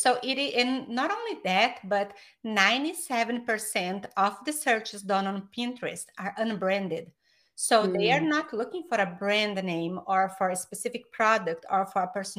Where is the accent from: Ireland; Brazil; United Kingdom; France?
Brazil; English is a second language; moved away as an adult; now in United States; I am from Brazil, but I've been in the US for 20 years